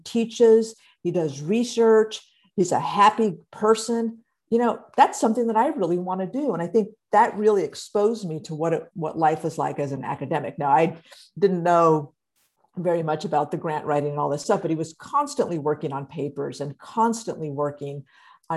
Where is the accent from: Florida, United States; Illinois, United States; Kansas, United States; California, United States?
California, United States; Stockton; moved away as an adult; now in San Diego, United States; I grew up in Stockton in San Joaquin County.